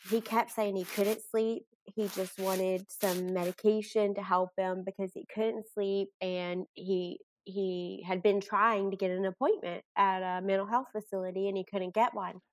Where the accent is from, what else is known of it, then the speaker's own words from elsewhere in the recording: Bardstown, Kentucky, United States; moved away as an adult; now in Owensboro, United States; I'm originally from Bardstown, Kentucky. I live here for work